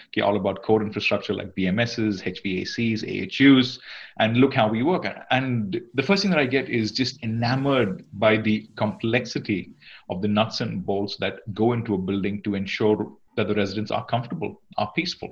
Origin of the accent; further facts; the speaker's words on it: Singapore; moved away as an adult; now in Redmond, United States; I'm from Singapore. Singapore's home for me.